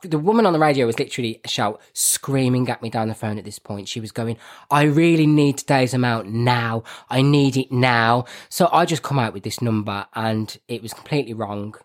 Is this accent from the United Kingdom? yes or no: yes; Birmingham, West Midlands, United Kingdom; I'm from Birmingham and my accent is terrible.